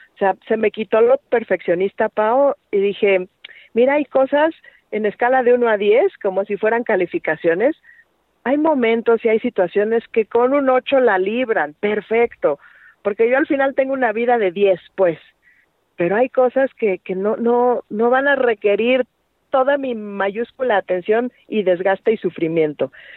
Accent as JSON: {"language": "Spanish", "country": "Mexico", "tie": "born or raised there", "said": "nada más es en México, ¿verdad? Y nada más es en la calle donde yo nací"}